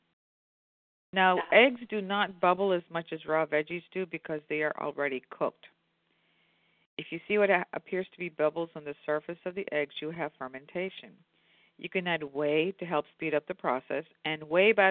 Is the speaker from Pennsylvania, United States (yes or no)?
yes; Indiana, Pennsylvania, United States; as a kid, growing up in Indiana, PA